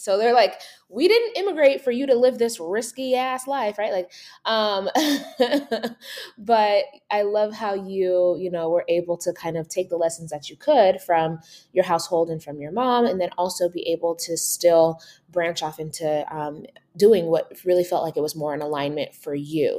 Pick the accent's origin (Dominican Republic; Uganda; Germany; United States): Uganda; moved away; I'm an immigrant from Uganda